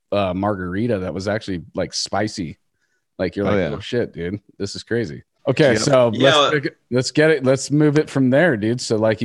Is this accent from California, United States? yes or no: yes; Pacifica, California, United States; That's my hometown, dude. That's where I'm at right now, Pacifica, California.